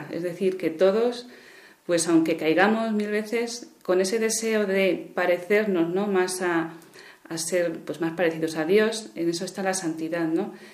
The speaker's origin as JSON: {"language": "Spanish", "town": "Valladolid", "region": "Castile and León", "country": "Spain", "lives_now": "Córdoba, Spain", "said": "Soy de Valladolid y actualmente estoy dando clase en una escuela de magisterio en Córdoba."}